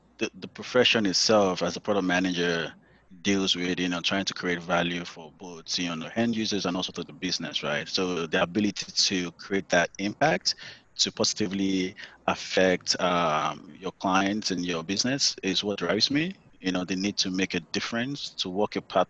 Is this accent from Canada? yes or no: no; Nigeria; moved away as an adult; now in United States; coming from Africa, I'm Nigerian, by the way. So being an African myself and lived there for most of my life, my adult life